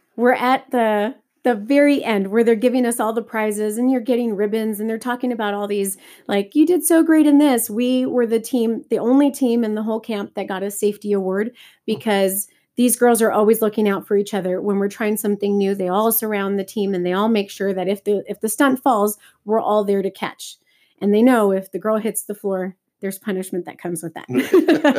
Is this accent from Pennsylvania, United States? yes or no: no; Texas, United States; moved away; I'm originally from Texas